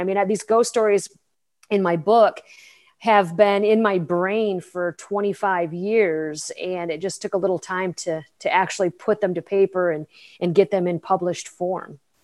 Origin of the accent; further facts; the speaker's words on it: Plainwell, Michigan, United States; also born or lived in Walloon Lake, Michigan; I was born and raised in Southwest Michigan, a small town called Plainwell